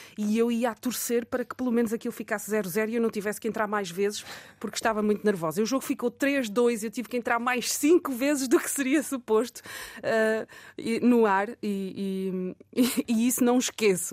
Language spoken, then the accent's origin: Portuguese; Amarante, Norte, Portugal; also born or lived in Coimbra / Seville; eu sou natural de Amarante